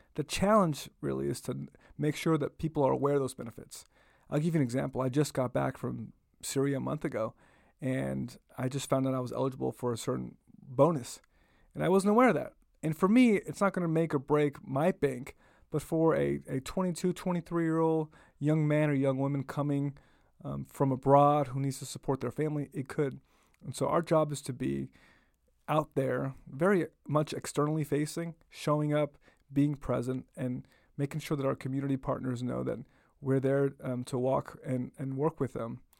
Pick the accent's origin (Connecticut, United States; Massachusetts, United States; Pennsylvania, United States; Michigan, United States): Massachusetts, United States; Boston; also born or lived in Puerto Rico; I went to elementary school, grew up in Roxbury for a number of years